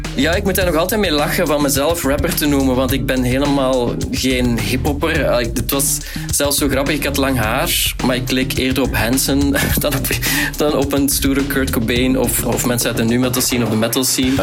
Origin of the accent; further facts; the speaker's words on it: Tienen, Flanders, Belgium; We zijn ook opgegroeid in Tien.